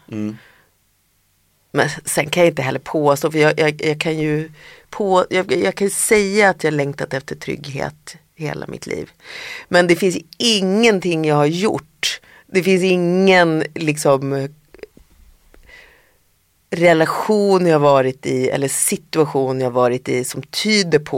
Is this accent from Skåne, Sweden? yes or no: no; Härnösand, Västernorrland County, Sweden; moved away; jag är ju den enda mm. i familjen som är född i Härnösand.